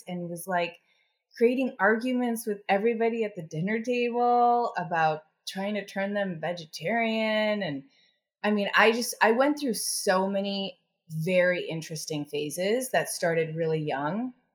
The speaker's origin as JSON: {"language": "English", "town": "Chicago", "region": "Illinois", "country": "United States", "tie": "born or raised there", "said": "I grew up in Chicago and the Midwest in the 80s"}